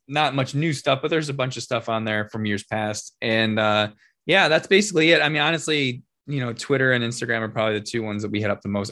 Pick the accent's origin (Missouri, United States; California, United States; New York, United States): New York, United States; Rochester; I'm born and raised in Rochester